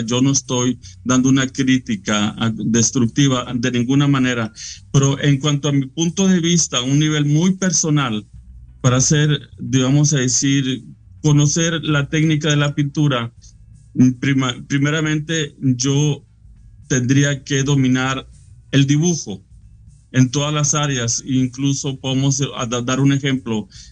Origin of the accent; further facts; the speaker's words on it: Monclova, Coahuila, Mexico; also born or lived in Frontera, Coahuila; Yo soy de Frontera y de Monclova, Coahuila.